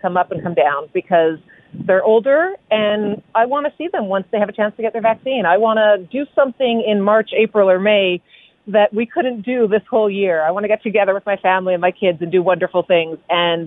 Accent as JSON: {"language": "English", "country": "Canada", "said": "we're Canadian."}